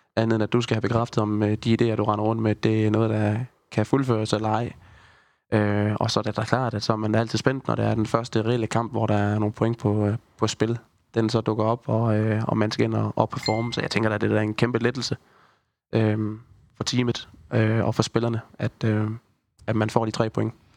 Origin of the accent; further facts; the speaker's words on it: Haderslev, Southern Denmark, Denmark; man er jo født og opvokset i Haderslev